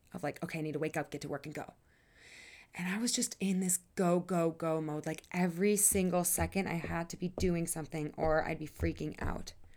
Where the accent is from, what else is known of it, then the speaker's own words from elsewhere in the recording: Wisconsin, United States; moved away as an adult; now in Colorado, United States; I moved away from Wisconsin five years ago